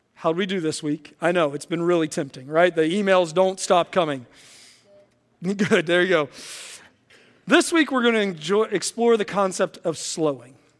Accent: West Virginia, United States; now in Illinois, United States; I grew up in West Virginia, and I have some great memories of my childhood and teenage years growing up in West Virginia

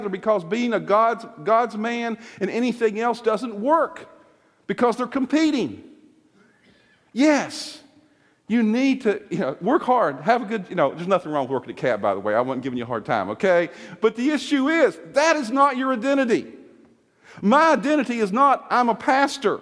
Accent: Virginia, United States; moved away; we use it in Virginia

